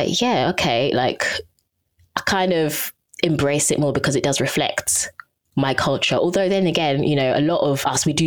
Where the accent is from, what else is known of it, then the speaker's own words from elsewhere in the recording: Southend-on-Sea, East of England, United Kingdom; first language English; I grew up in Southend.